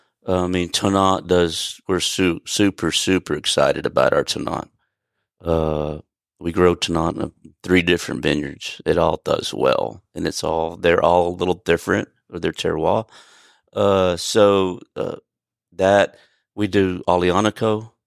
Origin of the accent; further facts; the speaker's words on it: California, United States; They planted stuff down there in the early 2000s, late 90s that we grew up in Sonoma County.